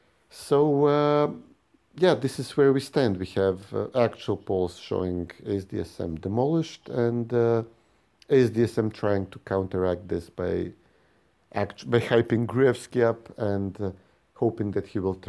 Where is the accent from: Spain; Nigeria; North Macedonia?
North Macedonia